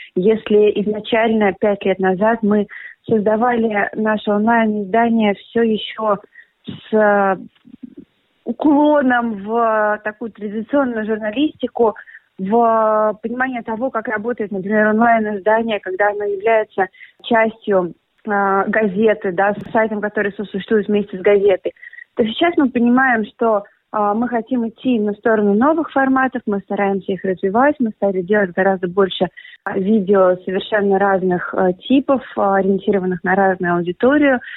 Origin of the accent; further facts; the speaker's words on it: Russia; moved away; Он, как и я, изначально из России